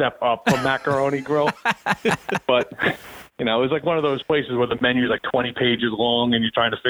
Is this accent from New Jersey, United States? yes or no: yes; Hasbrouck Heights, New Jersey, United States; Hasbrook Heights.